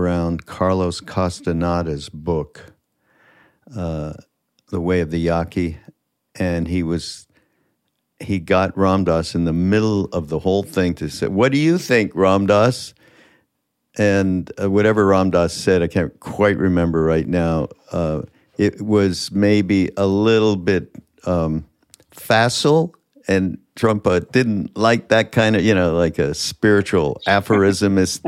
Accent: Montreal, Quebec, Canada; I'm from Montreal

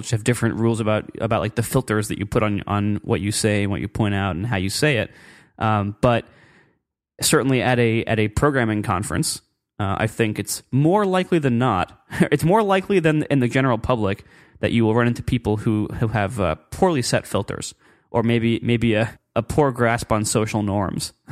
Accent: Meadville, Pennsylvania, United States; It's actually, I grew up in Pennsylvania.

